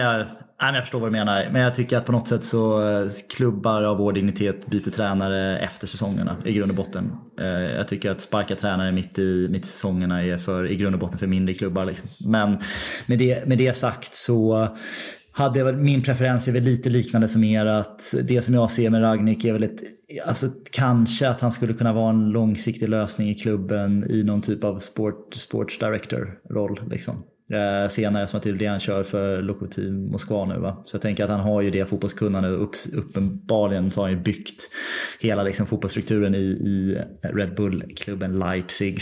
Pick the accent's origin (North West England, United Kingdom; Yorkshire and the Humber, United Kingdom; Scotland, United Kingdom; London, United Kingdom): London, United Kingdom; Det är min hemstad. Men är, jag är ju en östra London-kille